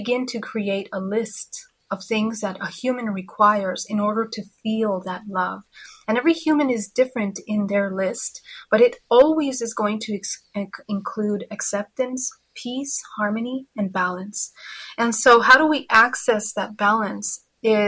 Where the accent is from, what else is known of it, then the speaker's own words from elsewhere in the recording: California, United States; Yes, I'm from California.